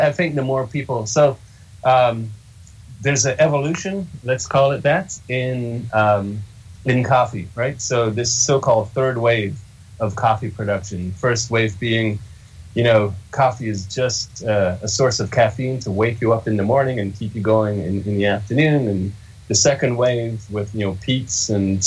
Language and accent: English; Jamaica; moved away; I was born in Jamaica, and it's a country and a culture with a rich coffee culture, very ingrained